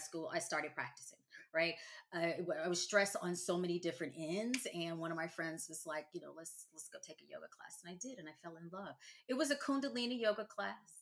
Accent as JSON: {"language": "English", "region": "Louisiana", "country": "United States", "tie": "born or raised there", "also_born_or_lived": "the South", "moved": "as an adult", "said": "I am now living back in my home state. I am in the boot, and I am living in New Orleans"}